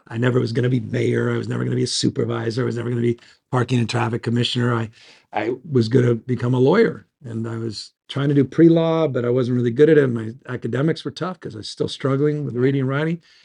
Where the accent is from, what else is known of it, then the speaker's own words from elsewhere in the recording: San Francisco, California, United States; born and raised in San Francisco.